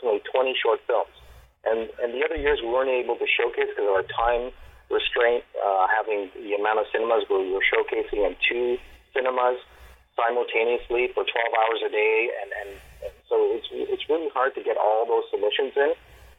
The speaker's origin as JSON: {"language": "English", "town": "Montreal", "region": "Quebec", "country": "Canada", "tie": "born or raised there", "moved": "as an adult", "lives_now": "Toronto, Canada", "said": "I'm originally from Montreal. You know, I've been involved in film and theater for a number of years, close to over 25 years I've been in film and in theater. It's a multicultural city, and I've learned a lot growing up in Montreal"}